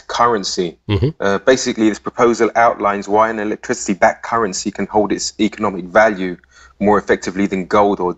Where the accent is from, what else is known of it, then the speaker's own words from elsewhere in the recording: London, United Kingdom; accent: English; now in Cyprus; I was born in London, actually, hence the English accent